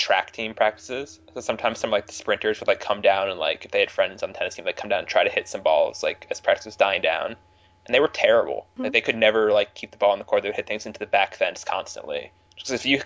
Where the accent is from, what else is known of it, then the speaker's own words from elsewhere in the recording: United States; I'm an American